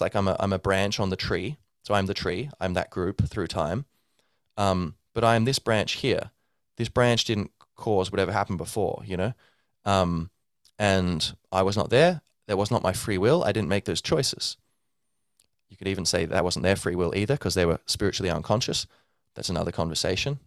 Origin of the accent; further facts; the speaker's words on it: Ireland; I'm Irish, descended from, um, uh, Irish stock. My whole family's Irish.